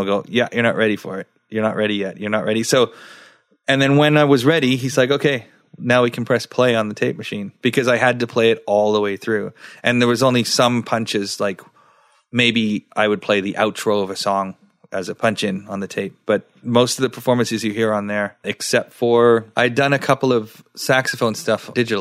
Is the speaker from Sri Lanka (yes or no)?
yes; Sri Lanka; now in Nova Scotia, Canada; I was born in Sri Lanka